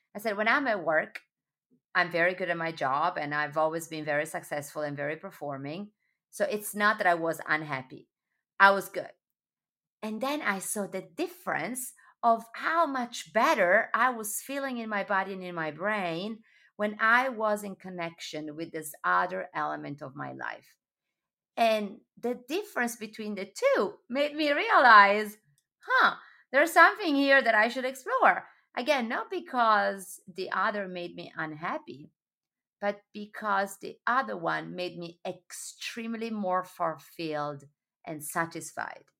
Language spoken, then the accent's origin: English; Sardinia, Italy; now in New York, United States; born and raised in Sardinia